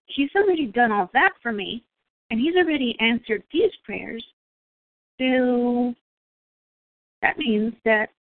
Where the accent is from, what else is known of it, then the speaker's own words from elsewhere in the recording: Texas, United States; moved away; also born or lived in New York; I'm from Texas